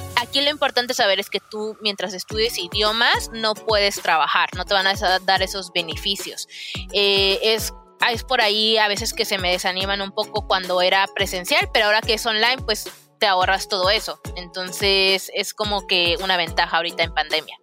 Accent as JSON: {"language": "Spanish", "town": "Guadalajara", "region": "Jalisco", "country": "Mexico", "moved": "as an adult", "lives_now": "Canada", "said": "yo soy de Guadalajara"}